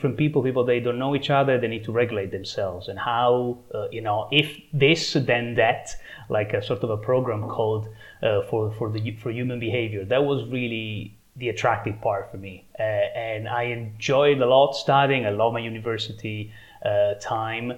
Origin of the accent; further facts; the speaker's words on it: Trieste, Friuli-Venezia Giulia, Italy; moved away as an adult; also born or lived in London, England; now in Trieste, Italy; now I'm back in my hometown, yeah, in Italy, Trieste